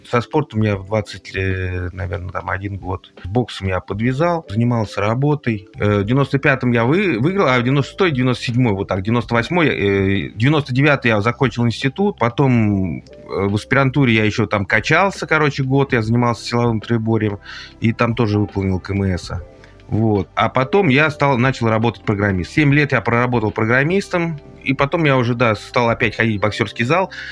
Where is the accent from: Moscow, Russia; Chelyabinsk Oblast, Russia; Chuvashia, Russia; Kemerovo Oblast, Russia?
Moscow, Russia; born there; я родился в Москве, соответственно, с детства я занимался, э, как бы интересовался борьбой